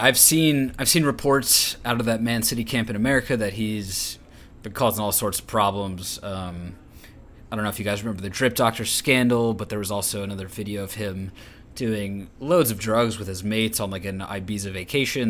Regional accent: United States; I'm an American

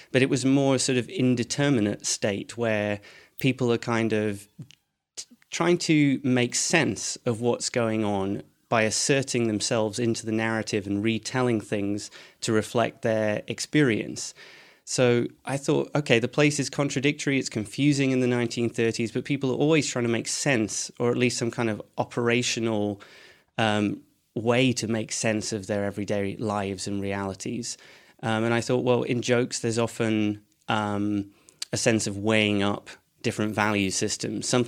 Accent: Edinburgh, Scotland, United Kingdom; Um, so, I'm from uh, Edinburgh, though my accent wouldn't make you think that.

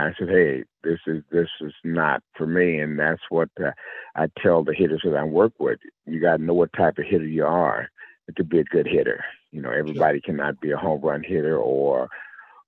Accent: Decatur, Illinois, United States; also born or lived in Memphis, Tennessee; I grew up in a little small town in Illinois.

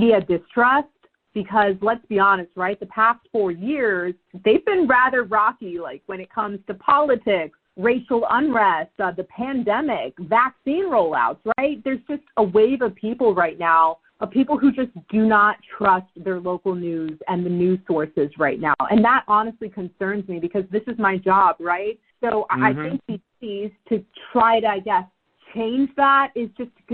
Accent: New Jersey, United States; moved away as an adult; also born or lived in Mount Laurel, New Jersey; I grew up on McGuire Air Force Base

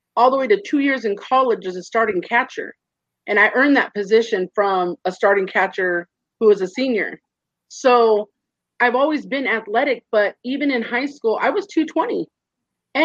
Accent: Orange County, California, United States; also born or lived in high desert, California; I'm from California, born and raised in Orange County, but now I'm in the high desert.

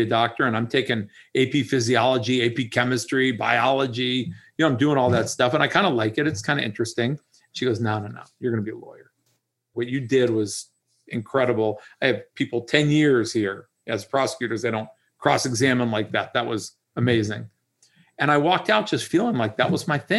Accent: Dayton, Ohio, United States; moved away as an adult; also born or lived in Pittsburgh, Pennsylvania; now in Jupiter, United States; I grew up in Dayton, Ohio

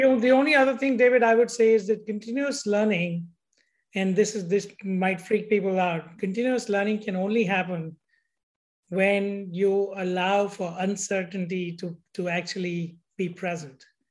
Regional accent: India; moved away; how I grew up in India

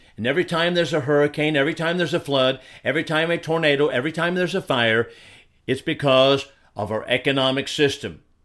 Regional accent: Washington, District of Columbia, United States; now in Texas, United States; I grew up in the Washington, D C area

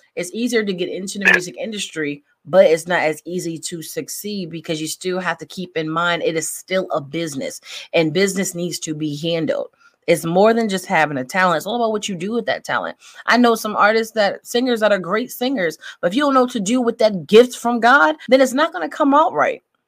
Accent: Connecticut, United States; moved away; I'm originally from Connecticut

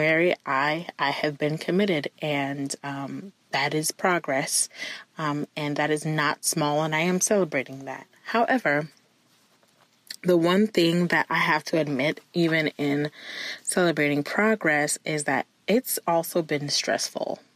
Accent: Nigeria; now in Ohio, United States; I'm Nigerian.

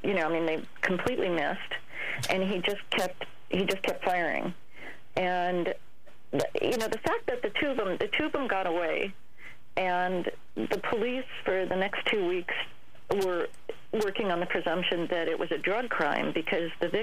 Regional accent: San Mateo, California, United States; I grew up in San Mateo

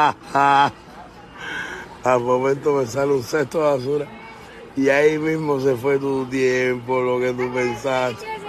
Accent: Cuba; now in Miami, United States; yo nací en Cuba, pero vivo en América del Norte

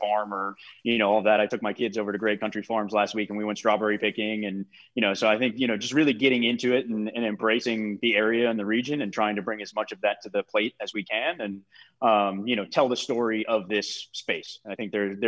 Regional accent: Massachusetts, United States; moved away; also born or lived in Cape Cod; after spending 6 years on Cape Cod and growing up in Massachusetts as a whole

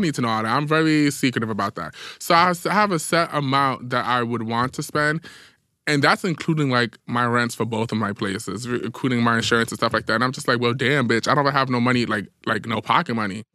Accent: New York City, New York, United States; as a New Yorker

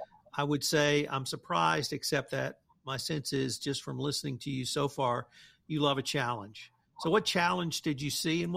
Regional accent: Texas, United States; and I'm a Texan

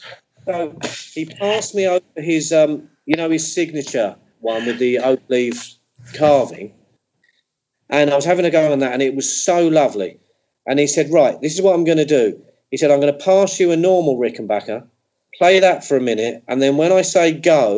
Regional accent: England, United Kingdom; being English

